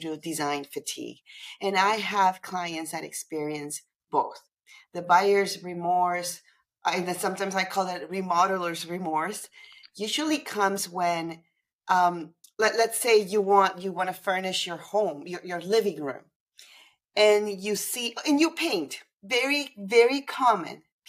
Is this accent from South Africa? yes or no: no; Panama City, Panama; moved away as an adult; now in Toronto, Canada; I'm originally from Panama City, Panama